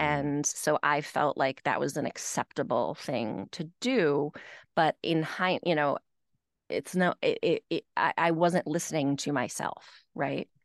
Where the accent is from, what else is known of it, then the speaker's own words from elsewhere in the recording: Nashville, Tennessee, United States; also born or lived in Manhattan; now in Westchester, United States; I grew up in Nashville, Tennessee